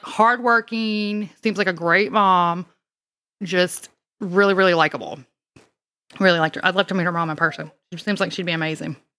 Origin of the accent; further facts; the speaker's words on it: Mississippi, United States; accent: southern; now in Louisiana, United States; I don't sound like I'm from Louisiana because I was originally from Mississippi